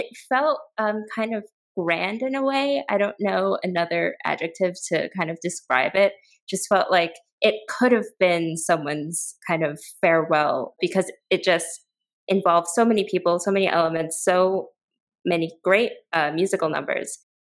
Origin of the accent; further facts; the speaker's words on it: New York City, New York, United States; as a New Yorker who has encountered plenty of churro lady, mango lady, et cetera, on the subway